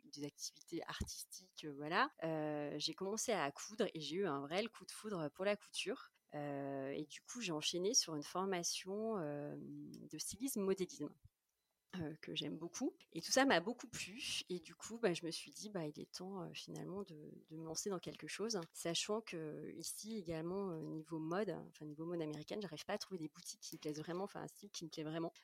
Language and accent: French; Saint-Étienne, Auvergne-Rhône-Alpes, France; also born or lived in Paris / Reims / Michigan; now in United States; je suis originaire de Saint-Étienne